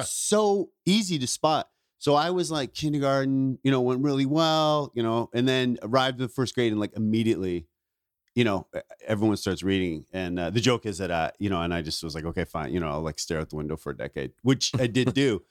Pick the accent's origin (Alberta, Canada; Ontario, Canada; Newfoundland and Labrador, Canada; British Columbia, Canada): Ontario, Canada; moved away; also born or lived in Vancouver; I grew up in Ontario, but I started comedy in Vancouver.